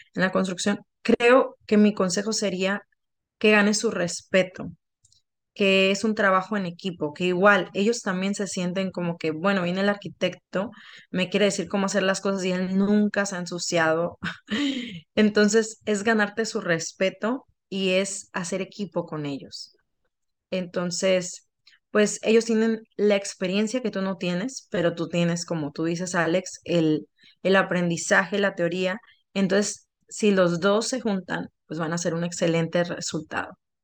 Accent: Sinaloa, Mexico; moved away; en Sinaloa, de donde yo vengo

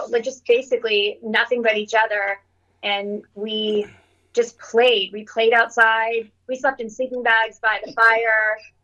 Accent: Sudbury, Ontario, Canada; One of my fondest memories would be snowstorms in Sudbury when we would

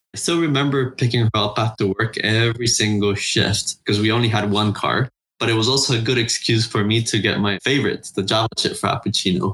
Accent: Honduras; I was born and raised in Honduras, Central America

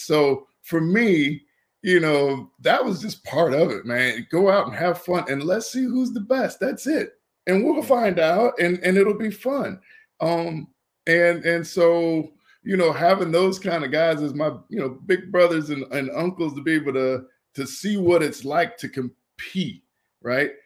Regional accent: Indianapolis, Indiana, United States; I grew up there. I'm a pride, uh, pride of Indiana

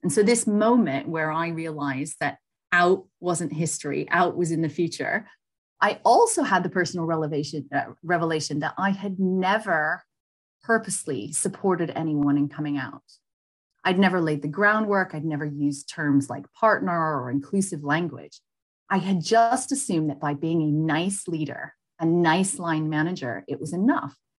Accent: United States; moved away as an adult; now in United Kingdom; being American, working abroad

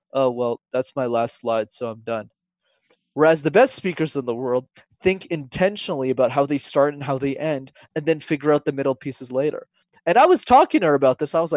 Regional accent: Montreal, Quebec, Canada; when I was 5 years old, Wesley, I got put into a French school because I'm from Montreal, but I didn't speak a word of French

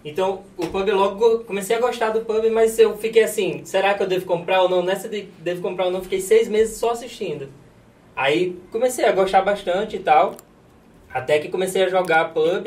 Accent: Natal, Rio Grande do Norte, Brazil; accent: nordestino; moved away as an adult; also born or lived in Bento Gonçalves, Rio Grande do Sul; now in Fortaleza, Brazil; eu sou de Natal, né, e aí resolvi morar no Rio Grande do Sul

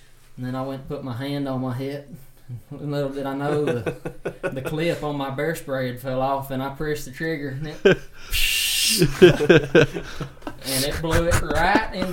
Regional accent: Bremen, Georgia, United States; also born or lived in Tennessee / Atlanta / Montana; I was raised in Bremen. So I guess I moved here probably when I was like 4 years old

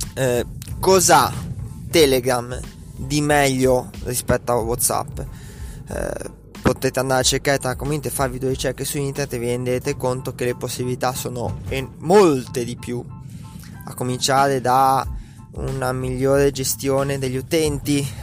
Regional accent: Italy; come italiano medio

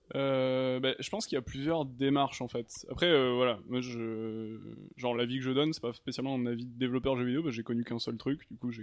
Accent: Toulouse, Occitania, France; moved away as an adult; also born or lived in Paris; now in Montpellier, France; de Toulouse à la base

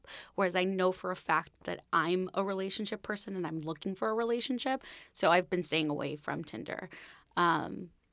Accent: Puerto Rico; moved away as an adult; now in New York, United States; I was born and raised in Puerto Rico. I moved to the city 6 years ago for college.

